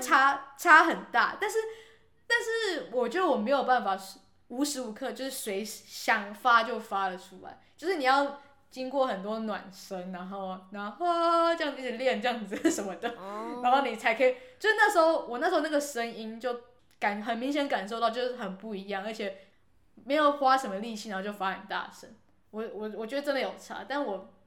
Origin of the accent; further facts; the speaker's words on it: Taiwan; 我们台湾人